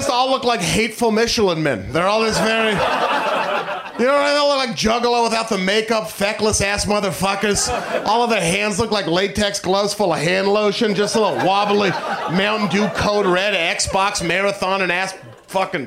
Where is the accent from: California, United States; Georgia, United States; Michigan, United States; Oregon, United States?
Oregon, United States; Portland; I am from Portland, Oregon.